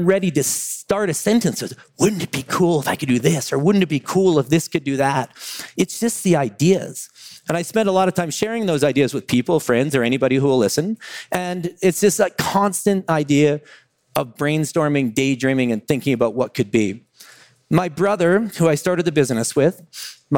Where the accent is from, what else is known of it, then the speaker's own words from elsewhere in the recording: Calgary, Alberta, Canada; now in Vancouver, Canada; I live in Vancouver, British Columbia. More interestingly, though, I grew up in Calgary, Alberta, Canada